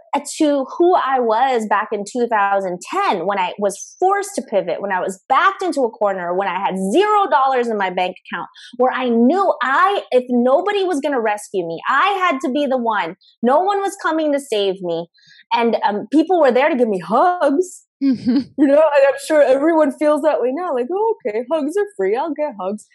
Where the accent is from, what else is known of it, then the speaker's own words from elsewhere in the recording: Philippines; now in Los Angeles, United States; I'm a Filipino immigrant